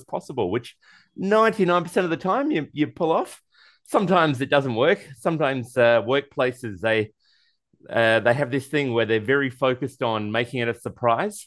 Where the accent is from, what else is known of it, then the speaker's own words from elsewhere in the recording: Australia; I'm Australian. I say Caribbean, not Caribbean.